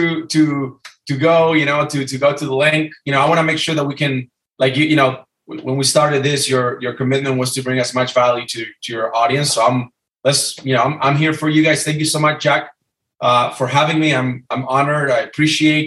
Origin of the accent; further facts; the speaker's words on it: Argentina; moved away as an adult; also born or lived in Los Angeles, California; now in California, United States; I'm from Argentina. I'm 39 years old. I came to the U.S. on a scholarship.